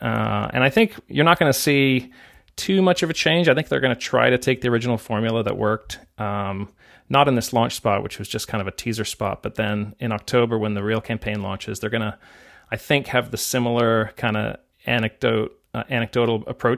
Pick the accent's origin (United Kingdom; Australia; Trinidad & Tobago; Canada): United Kingdom; England; because I grew up in England and I read it too.